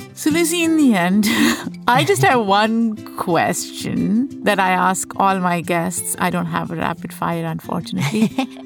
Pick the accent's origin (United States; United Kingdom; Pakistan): Pakistan; moved away; Growing up in Pakistan, As a child